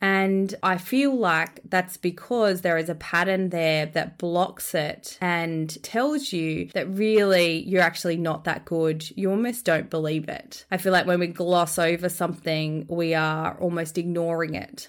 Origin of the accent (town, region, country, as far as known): Australia; born or raised there